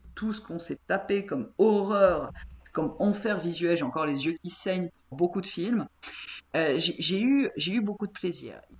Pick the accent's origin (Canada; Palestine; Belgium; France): France; je suis française